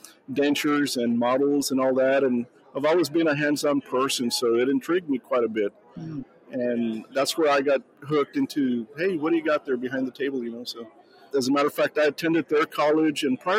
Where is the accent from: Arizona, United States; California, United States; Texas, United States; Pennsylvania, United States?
Texas, United States; I'm from here from Texas.